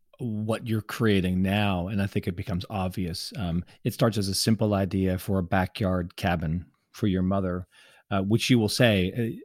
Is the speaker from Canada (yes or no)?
yes; Canada; as a Canadian